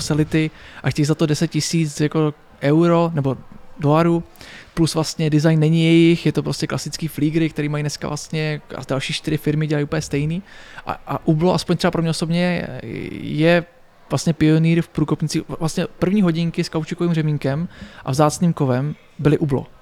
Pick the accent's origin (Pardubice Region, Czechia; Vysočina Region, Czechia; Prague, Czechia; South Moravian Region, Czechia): Pardubice Region, Czechia; Pardubice; v Pařimovi, odkud pocházím